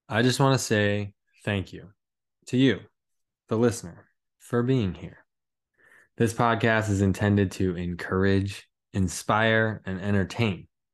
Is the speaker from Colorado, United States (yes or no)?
yes; Colorado, United States; we're both from Colorado